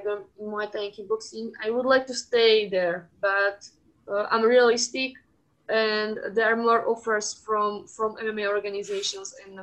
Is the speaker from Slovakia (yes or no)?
yes; Slovakia; I'm from Slovakia